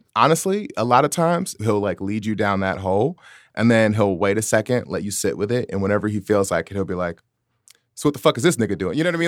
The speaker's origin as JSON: {"language": "English", "town": "Chicago", "region": "Illinois", "country": "United States", "tie": "born or raised there", "also_born_or_lived": "San Francisco Bay Area, California", "moved": "yes", "said": "something that I was raised on in Chicago"}